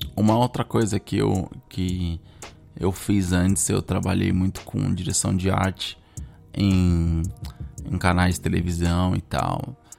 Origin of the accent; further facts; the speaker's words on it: Brazil; moved away as an adult; eu cresci no Brasil, falo português